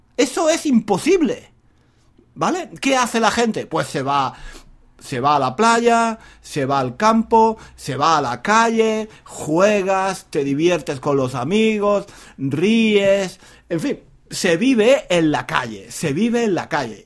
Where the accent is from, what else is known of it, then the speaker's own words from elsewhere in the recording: southern Spain, Spain; moved away as an adult; now in England; Yo soy un hombre de España, no solo de España. Yo soy un hombre del sur de España.